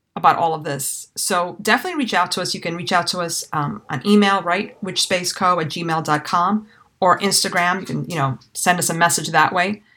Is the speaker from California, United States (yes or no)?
no; New York City, New York, United States; I was raised in New York City